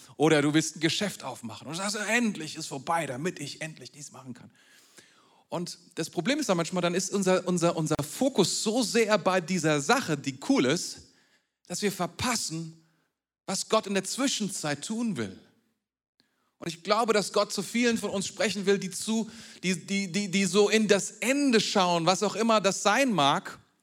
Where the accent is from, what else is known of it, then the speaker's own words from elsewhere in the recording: Germany; bei uns in Deutschland